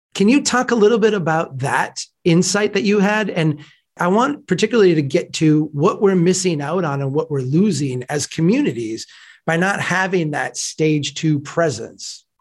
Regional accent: Brainerd, Minnesota, United States; here in my hometown of Brainerd, you know, small place

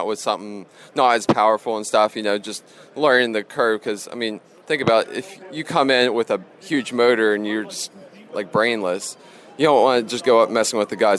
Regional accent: Marion Center, Pennsylvania, United States; growing up around Marion Center area and Lernerville

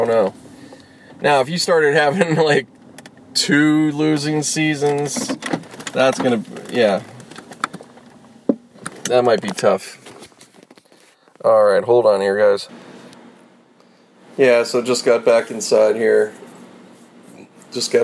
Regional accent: Pittsburgh, Pennsylvania, United States; me growing up in Pittsburgh

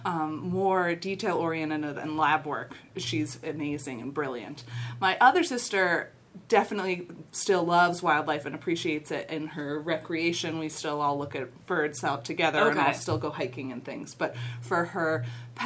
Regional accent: Cincinnati, Ohio, United States; also born or lived in Kenya; I grew up here in Cincinnati

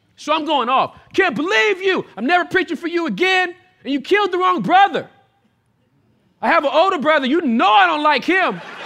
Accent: Southern California, United States; I was born and raised in Southern California

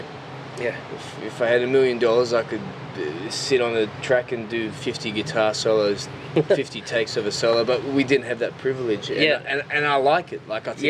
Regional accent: Newcastle, North East England, United Kingdom; also born or lived in London; But other than that, I'm born and raised in Newcastle.

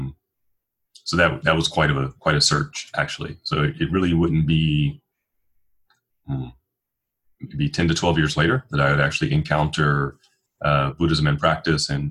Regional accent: Detroit, Michigan, United States; now in Portland, United States; I'm from Detroit, Michigan, originally

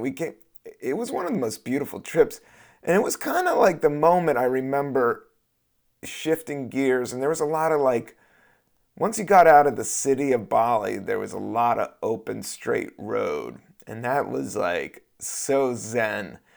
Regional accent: United States; I'm American

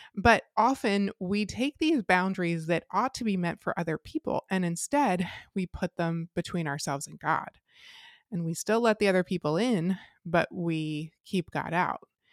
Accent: Lancaster County, Pennsylvania, United States; I grew up in Lancaster County

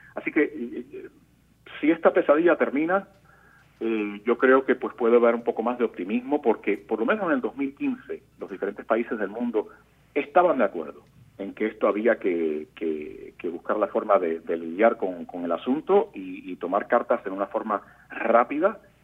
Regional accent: Puerto Rico; now in Miami, United States; nosotros los puertorriqueños

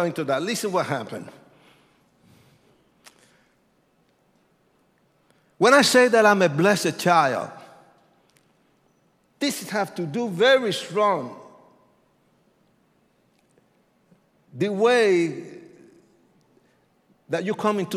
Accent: Puerto Rico; I was born in Puerto Rico. I'm Puerto Rican.

